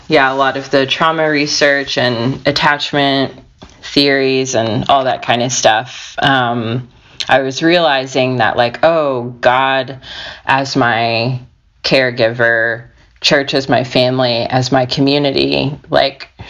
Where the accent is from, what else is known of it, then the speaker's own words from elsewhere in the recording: United States; also born or lived in Georgia, United States; I grew up in Alabama and Georgia